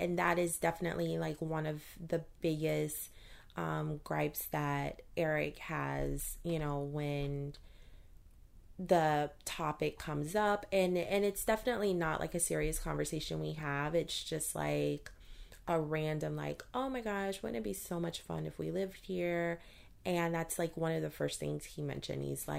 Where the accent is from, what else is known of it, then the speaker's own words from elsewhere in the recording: Baton Rouge, Louisiana, United States; So, again, I am originally from Louisiana, Baton Rouge to be exact. I love everything about the state.